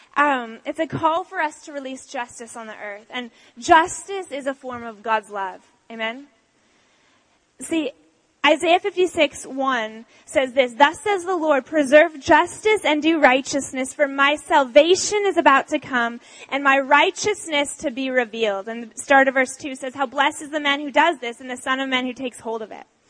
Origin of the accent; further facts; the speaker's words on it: Canada; moved away as an adult; also born or lived in Australia; now in San Diego, United States; I'm actually Canadian though. Um, yes, we moved from Canada um, uh, like three years ago